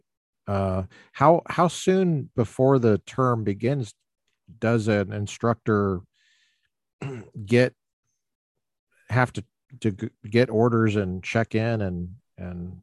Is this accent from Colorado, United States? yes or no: yes; Littleton, Colorado, United States; moved away; also born or lived in Malibu; I grew up in Littleton, Colorado.